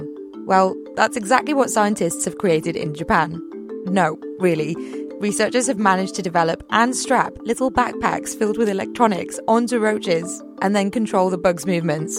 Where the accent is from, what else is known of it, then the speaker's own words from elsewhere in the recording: Liverpool, North West England, United Kingdom; moved away; I'm from Liverpool